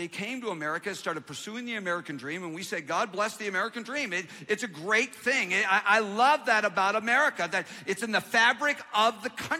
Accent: Canada; now in United States; I'm from Canada. I'm an immigrant

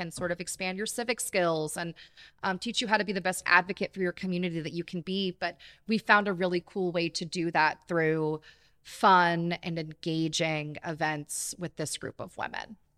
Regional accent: Jacksonville Beach, Florida, United States; moved away as an adult; now in Ocala, United States; I'm originally from Jacksonville Beach

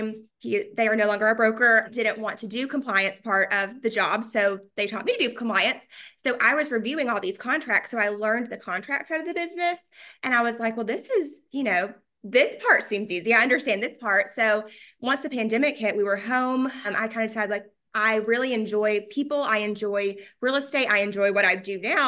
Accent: Chattanooga, Tennessee, United States; now in Nashville, United States; I'm from Chattanooga.

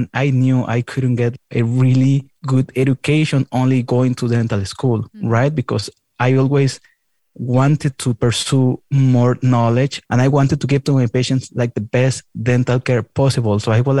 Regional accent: Mexico; first language Spanish; English is a second language; moved away as an adult; also born or lived in Guadalajara, Mexico / Iowa, United States; now in Michigan, United States; I am from Mexico. Everywhere I go, I tell to people I am the most Mexican person you are going to meet probably this month, because I am so proud of my culture and I am so proud of my accent.

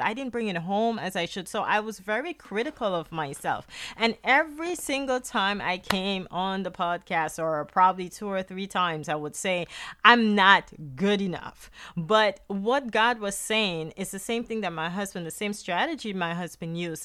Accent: Guyana; accent: Guyanese; now in United States; my, my Guyanese accent

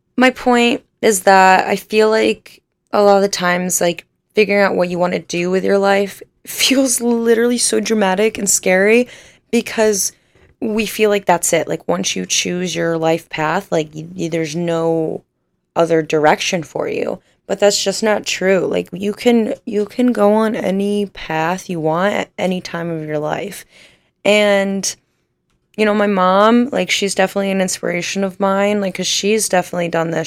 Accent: Northern Ohio, United States; I was born and raised in Northern Ohio.

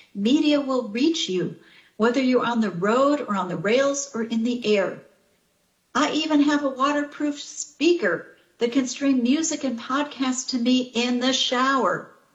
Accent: Chicago, Illinois, United States; moved away; my hometown of Chicago

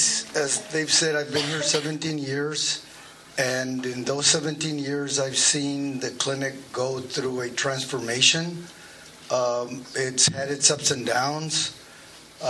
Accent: McAllen, Texas, United States; I was born and raised in McAllen.

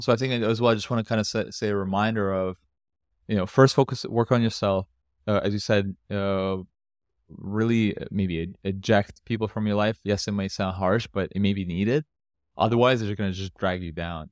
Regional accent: Canada; moved away; I've come from North America, I grew up in Canada

